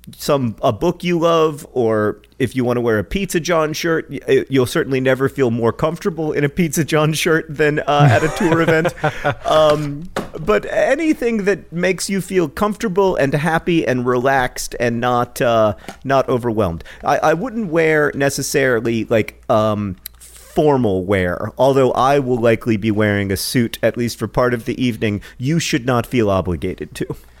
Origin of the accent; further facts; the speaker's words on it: Indiana, United States; Indiana, my home state